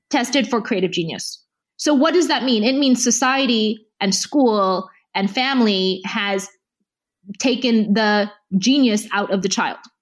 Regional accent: United States; I grew up in the U.S.

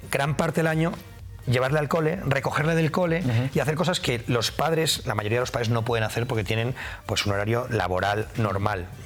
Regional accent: Madrid, Community of Madrid, Spain; necesito rápidamente eh, estar en mi ciudad. Soy muy, muy, soy muy de Madrid, muy de Madrid.

